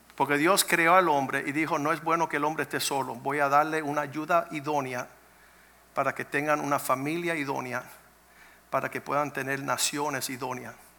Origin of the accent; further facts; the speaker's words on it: Cuba; moved away; venimos de Cuba